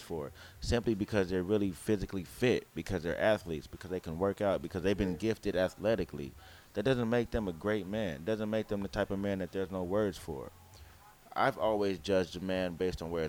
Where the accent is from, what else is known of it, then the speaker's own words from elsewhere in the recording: Oakland, California, United States; I'm from East Oakland